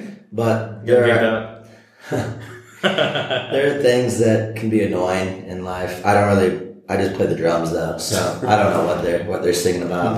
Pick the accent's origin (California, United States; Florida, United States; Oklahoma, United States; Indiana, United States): Indiana, United States; also born or lived in Iowa; now in New York, United States; I lived in Iowa for a while, and I'm from Indiana